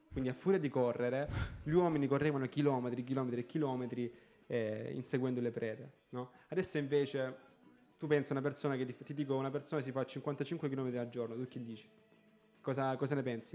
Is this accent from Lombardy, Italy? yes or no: no; Galatina, Apulia, Italy; io sono di Galatina